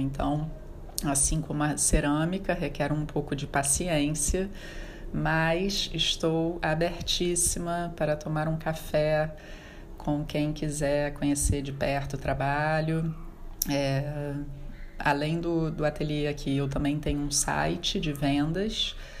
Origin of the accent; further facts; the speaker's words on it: Rio de Janeiro, Brazil; eu sou do Rio de Janeiro, tenho um ateliê no bairro de Botafogo